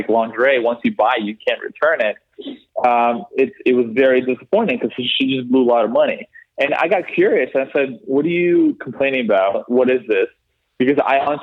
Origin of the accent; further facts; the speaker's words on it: Canada; moved away as an adult; now in London, United Kingdom; we're from Canada